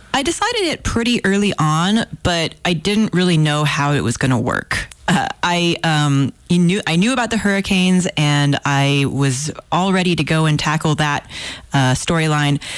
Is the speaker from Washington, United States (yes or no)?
no; Houston, Texas, United States; I'm from Houston and I grew up there